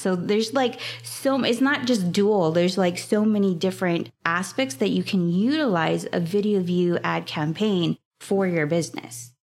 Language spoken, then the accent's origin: English; Hawaii, United States; I am from Hawaii